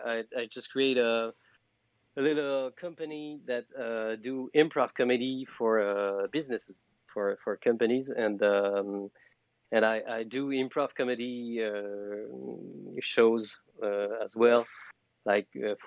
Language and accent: English; France; English is a second language; I'm from France. I'm the freak French frog of the night.